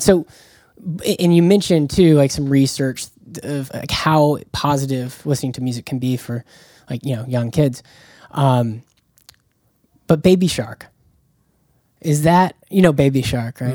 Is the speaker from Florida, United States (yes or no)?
yes; Jacksonville, Florida, United States; I'm from Jacksonville, Florida